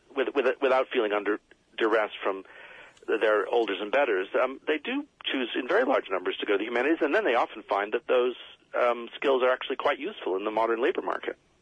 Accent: United States; when I was a kid, everyone had to learn to use the slide rule because I was growing up in America

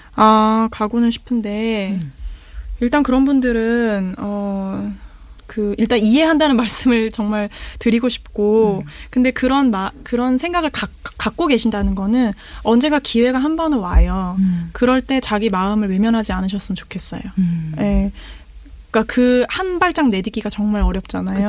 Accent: South Korea; 나는 한국인이니까

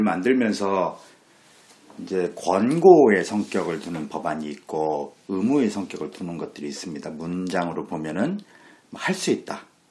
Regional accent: Daejeon, South Korea; 저도 고등학교까지 대전에서 나왔는데

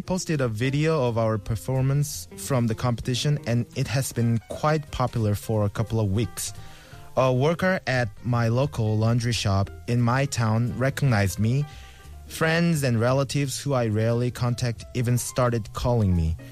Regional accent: South Korea; English is a second language; now in Seoul, South Korea; my hometown is really far from here, like very Shigor, and it's really hard to get there

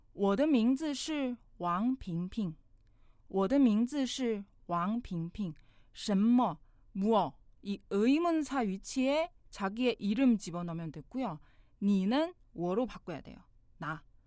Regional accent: China; Korean is a second language; now in Seoul, South Korea; 저는 나는 중국 사람이에요.

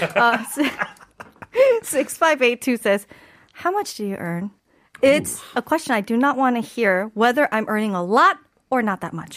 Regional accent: Michigan, United States; I'm from Michigan

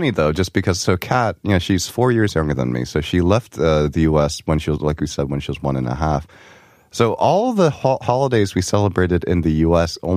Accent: New York, United States; especially the area that we grew up in, so we grew up in New York, um, areas with uh, big Asian populations

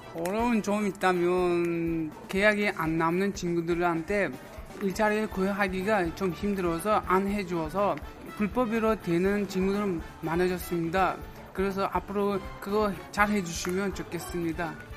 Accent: Uzbekistan; Korean is a second language; now in South Korea; 저는 우즈베키스탄에서 온

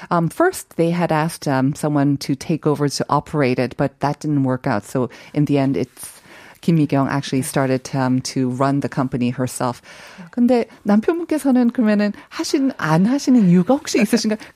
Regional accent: Seoul, South Korea; born or raised there; moved away; also born or lived in Bigeumdo, Shinan County

